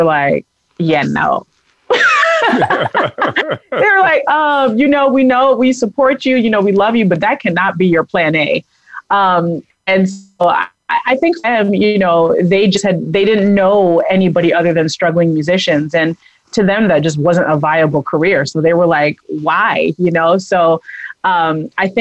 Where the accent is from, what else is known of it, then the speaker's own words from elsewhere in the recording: United States; now in Denver, United States; I grew up in Long Island in Massachusetts